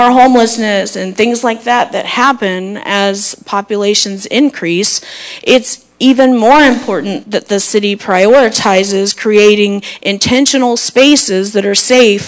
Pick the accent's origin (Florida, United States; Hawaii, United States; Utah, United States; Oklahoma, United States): Florida, United States; Zephyrhills; now in Dade City, United States; I do a lot of business in Zephyrhills. I grew up in Zephyrhills. I have a lot of very fond childhood memories at Zephyr Park, playing tennis and racquetball there, walking the Zephyr Lake with my grandpa